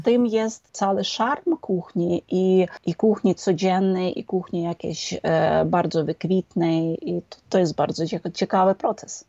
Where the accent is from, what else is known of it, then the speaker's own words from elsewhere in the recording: Lviv, Lviv Oblast, Ukraine; To jest moje miasto z narodzenia i to jest, e, miasto moich przodków